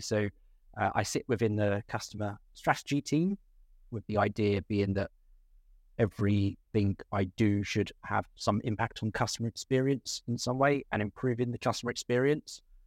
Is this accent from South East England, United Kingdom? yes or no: yes; Ashford, South East England, United Kingdom; I grew up in Ashford in Kent, um, in the southeast of England.